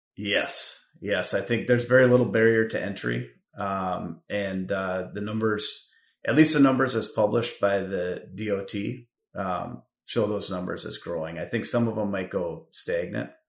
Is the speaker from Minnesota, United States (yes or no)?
yes; Richfield, Minnesota, United States; moved away as an adult; also born or lived in Wisconsin; now in Chicago, United States; I grew up in Minnesota, proud Richfield Spartan